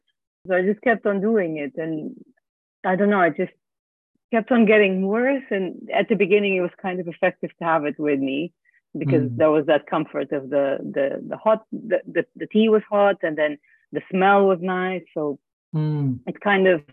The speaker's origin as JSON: {"language": "English", "country": "Portugal", "moved": "yes", "said": "I'm originally from Portugal, so I travel every year to go see my family in Christmas"}